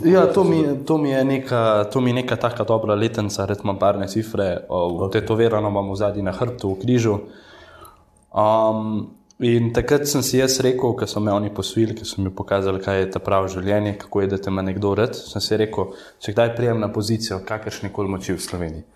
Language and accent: Slovenian; Rafolče, Central Slovenia, Slovenia; so me pa vrgli v rejniško družino, v Rafalče, Okay. To je tam blizu domžaveške